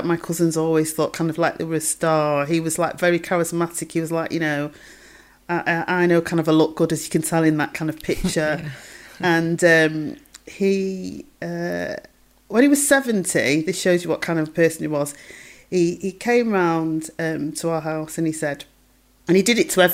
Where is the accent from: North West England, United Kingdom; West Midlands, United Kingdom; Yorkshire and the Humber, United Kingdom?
North West England, United Kingdom; Manchester; also born or lived in Stretford; I grew up in Longsight